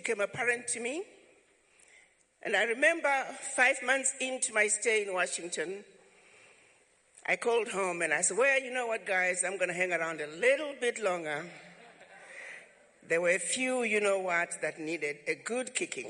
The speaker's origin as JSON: {"language": "English", "town": "Chivu", "region": "Midlands", "country": "Zimbabwe", "tie": "born or raised there", "moved": "as an adult", "lives_now": "United States", "said": "I was born in Zimbabwe, some little village called Chivu. Came to this country to go to college"}